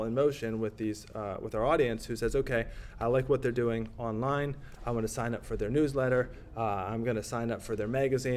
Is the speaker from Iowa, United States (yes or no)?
yes; Iowa, United States; Iowa, where I'm from, and I can say it because I'm from Iowa